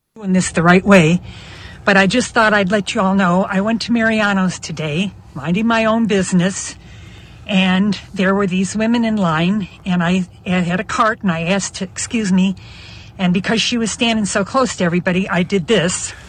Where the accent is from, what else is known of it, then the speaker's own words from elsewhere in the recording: Chicago, Illinois, United States; I'm almost 75, but I'm from Chicago